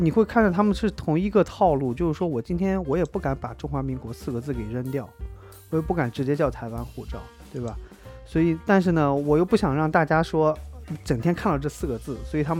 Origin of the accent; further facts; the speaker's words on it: China; 我们作为中国人来说